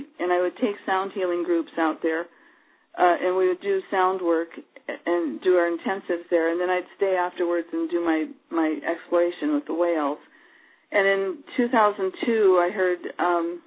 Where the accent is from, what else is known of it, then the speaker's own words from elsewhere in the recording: Iowa, United States; also born or lived in Hawaii; now in Portland, United States; I was growing up in Iowa, which is about as far away from the ocean as you can get